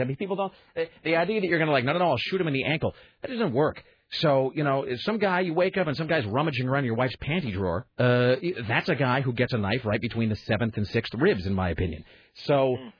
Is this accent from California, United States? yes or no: no; Richland, Washington, United States; My hometown high school, they are the Richland Bombers